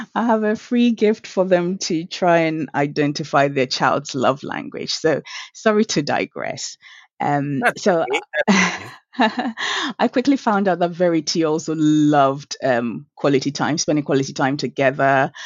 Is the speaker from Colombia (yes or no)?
no; Accra, Greater Accra, Ghana; I was born in 1982 at Legon Hospital. And um, I grew up in Accra Central